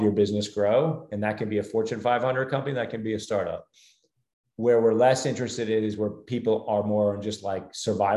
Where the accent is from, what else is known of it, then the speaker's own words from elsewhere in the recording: New Jersey, United States; now in Charlotte, United States; where I grew up in New Jersey